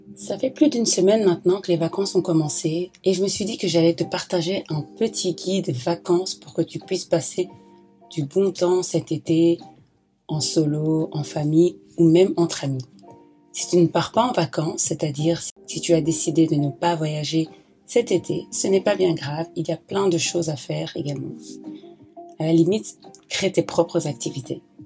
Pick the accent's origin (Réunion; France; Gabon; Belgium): Belgium; moi je viens de la Belgique